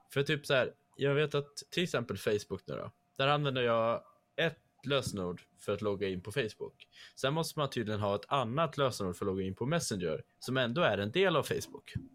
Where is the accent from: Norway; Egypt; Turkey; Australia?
Norway; Trondheim, Trøndelag; accent: Norwegian; first language Norwegian; Swedish is a second language; now in Sweden; samma område som jag är född i. Alltså i Trondheim, eh, Trondheim, som det heter